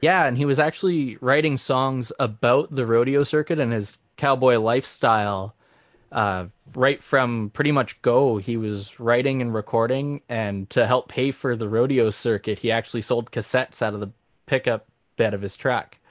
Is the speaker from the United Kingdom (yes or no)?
no; Saskatchewan, Canada; moved away; also born or lived in Alberta / Davidson, Saskatchewan / Maple Creek, Saskatchewan / Bon Accord, Alberta; I grew up in Saskatchewan